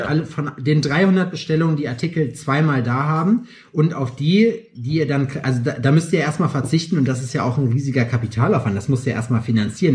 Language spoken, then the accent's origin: German; Lüdenscheid, North Rhine-Westphalia, Germany; moved away; ich bin Sauerländer, kein Pottler, aber ich komme von der Grenze